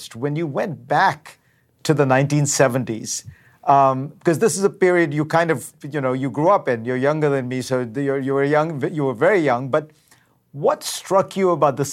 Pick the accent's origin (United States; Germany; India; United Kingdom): India; moved away; I grew up in India in the 70s